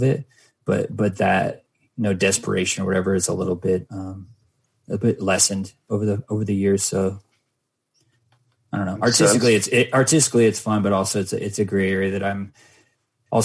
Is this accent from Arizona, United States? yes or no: yes; Mesa, Arizona, United States; my hometown, Mesa, Arizona